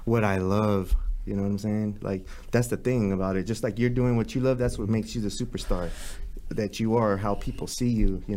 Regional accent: Los Angeles, California, United States; I grew up in East

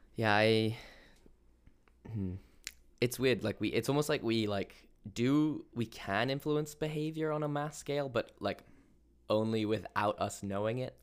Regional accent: England, United Kingdom; I'm English, so I come from a b-, land of repressed

